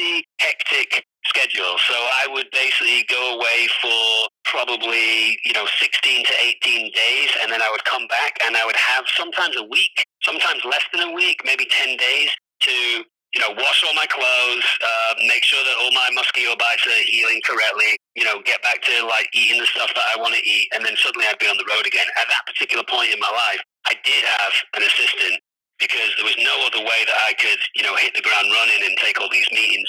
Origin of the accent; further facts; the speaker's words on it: Manchester, North West England, United Kingdom; now in Los Angeles, United States; I'm from England, Manchester, the north of England